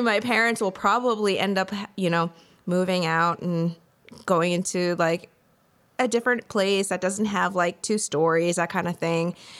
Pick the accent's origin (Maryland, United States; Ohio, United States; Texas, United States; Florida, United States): Ohio, United States; also born or lived in New York / Madison, Tennessee; now in Nashville, United States; I'm from Ohio originally, and then moved to New York